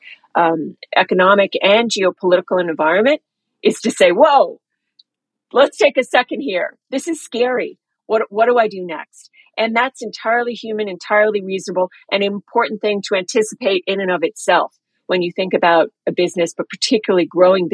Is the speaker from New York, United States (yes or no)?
yes; New York, United States; moved away as an adult; also born or lived in London / Singapore; I grew up in New York